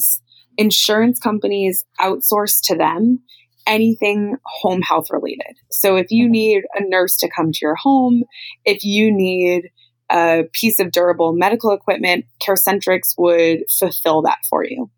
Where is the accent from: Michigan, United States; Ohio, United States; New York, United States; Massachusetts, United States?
Massachusetts, United States; just outside of Boston; I grew up just outside of Boston